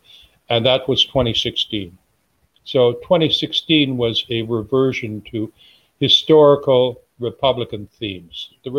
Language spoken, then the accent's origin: English; the West, United States; So I'm from the West, right? And people from the West historically have an idea of what America is like, okay?